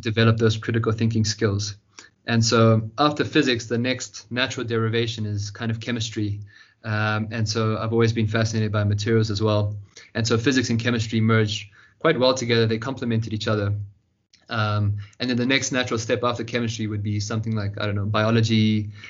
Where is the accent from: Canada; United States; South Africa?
South Africa; Johannesburg, Gauteng; also born or lived in Cape Town; born here in South Africa, in Johannesburg, where I've spent my whole life, uh, born and raised.